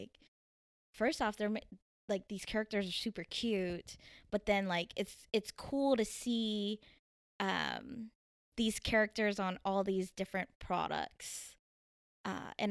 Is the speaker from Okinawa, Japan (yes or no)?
no; Tokyo, Japan; born there; I was born on Yokota Air Force Base in Japan, um, but I moved every three years um, to multiple military bases. So I don't really have like one set place